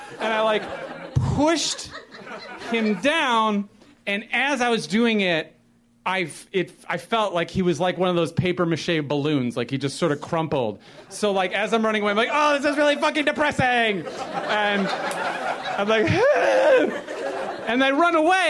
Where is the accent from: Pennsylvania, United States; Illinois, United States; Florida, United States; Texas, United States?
Illinois, United States; Chicago; moved away as an adult; now in Los Angeles, United States; I grew up in Chicago and I lived there my whole life. I only moved here to L.A. in January